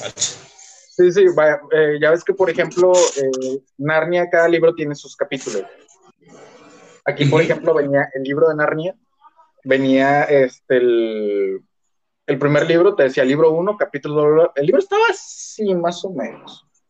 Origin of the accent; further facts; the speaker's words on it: Mexico; now in Monterrey, Mexico; el hecho de ser mexicano